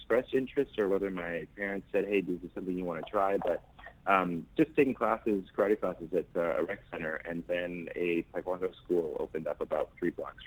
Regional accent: Vancouver, British Columbia, Canada; I grew up in Vancouver, Canada

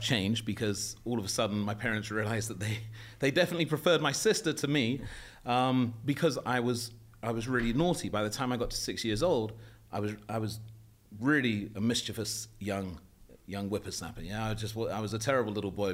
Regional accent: London, United Kingdom; moved away as an adult; also born or lived in Morocco / Saudi Arabia; I grew up in London. I was born in Paddington, St Mary's Hospital

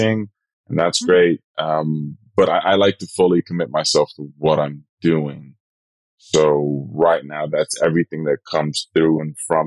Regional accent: Rotterdam, South Holland, Netherlands; English is a second language; moved away as an adult; also born or lived in Suriname; now in United States; Rotterdam is where I grew up in the Netherlands.

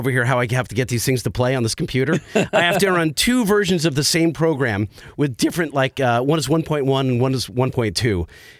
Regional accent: Southern California, United States; we're from Southern California.

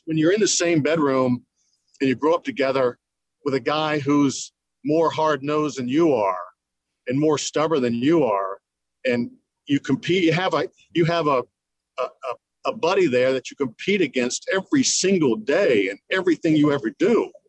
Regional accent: United States; as an American player

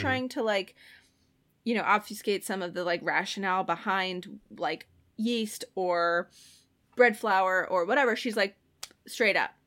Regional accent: Ireland; I'm Irish

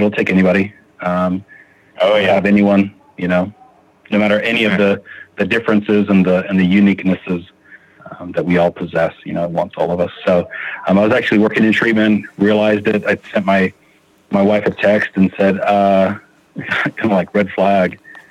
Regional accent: Phoenix, Arizona, United States; now in Utah, United States; I am currently residing in Utah. I still claim that I'm a Phoenix boy, but I think I probably lived in Utah more in my life.

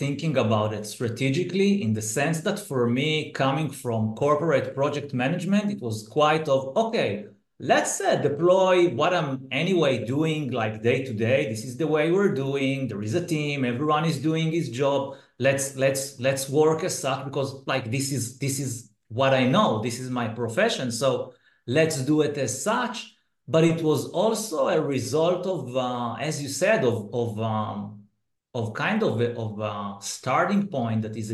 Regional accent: Israel; I'm from Israel

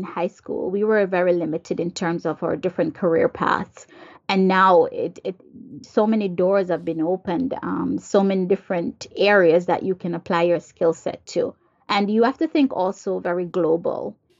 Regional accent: Jamaica; now in United States; Like for me, I'm from Jamaica, but here I am in the United States.

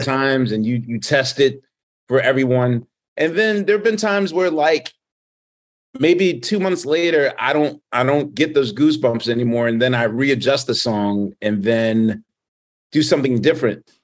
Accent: Philadelphia, Pennsylvania, United States; I'm from Philadelphia

